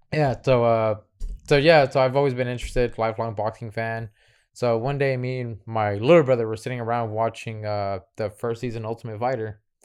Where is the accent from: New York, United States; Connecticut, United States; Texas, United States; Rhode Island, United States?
Texas, United States; Houston; I'm from Northside Houston